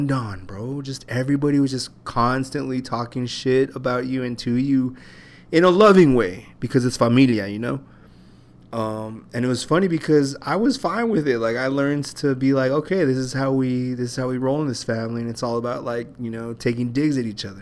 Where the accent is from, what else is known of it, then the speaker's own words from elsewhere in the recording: El Paso, Texas, United States; I'm Mexican and shit and from El Paso